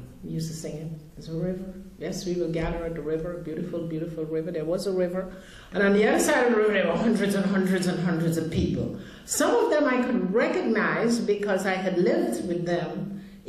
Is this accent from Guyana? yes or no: yes; Guyana; I grew up in Guyana, South America, where there was a tremendous amount of poverty.